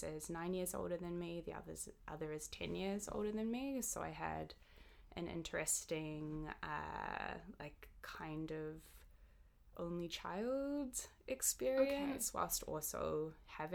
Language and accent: English; Auckland, New Zealand; we grew up in East Auckland, which when I was young